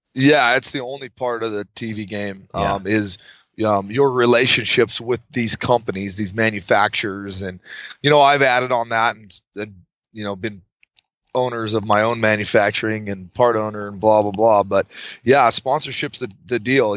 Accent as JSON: {"language": "English", "town": "Fallon", "region": "Nevada", "country": "United States", "tie": "born or raised there", "said": "I'm from northern Nevada, a little town called Fallon. So born and raised"}